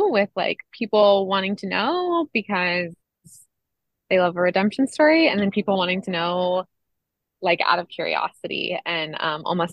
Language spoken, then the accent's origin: English; Monterey County, California, United States; I'm from California. I was born and raised in Monterey County